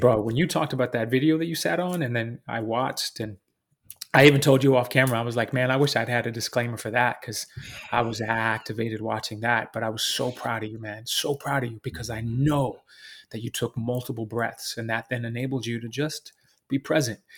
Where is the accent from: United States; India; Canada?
United States; Texas; now in New York City, United States; I'm New York City based, even though I was raised in Texas